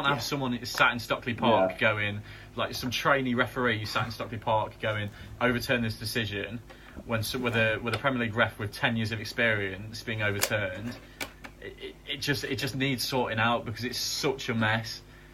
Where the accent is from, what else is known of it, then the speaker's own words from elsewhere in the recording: England, United Kingdom; It's because we're English. That's why.